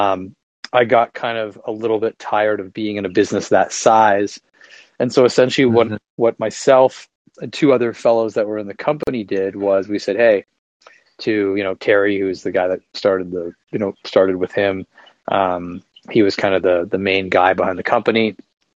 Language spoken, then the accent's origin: English; just outside of Toronto, Ontario, Canada; moved away as an adult; now in Charleston, United States; I'm Canadian. I'm from just outside of Toronto, and now I live in South Carolina, actually in the US.